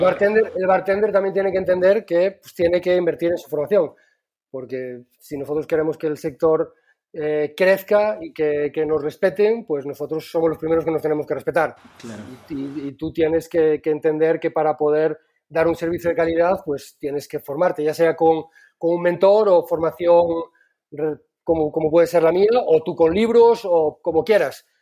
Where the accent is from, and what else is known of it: Galicia, Spain